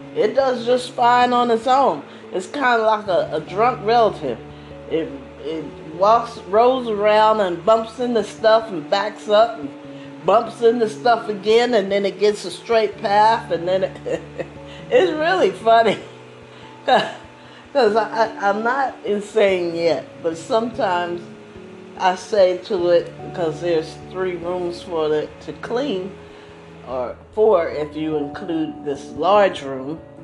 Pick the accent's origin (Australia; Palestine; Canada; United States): United States; East Coast; I grew up on the East Coast